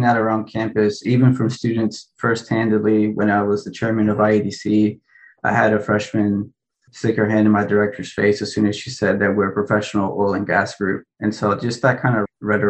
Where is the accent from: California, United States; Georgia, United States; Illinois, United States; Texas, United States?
Texas, United States; Winnsboro; also born or lived in Lima, Peru; I was born in Lima, Peru, which is on the border of Brazil, kind of. Peru is, and raised in Winsboro, Texas, which is by Tyler or Dallas.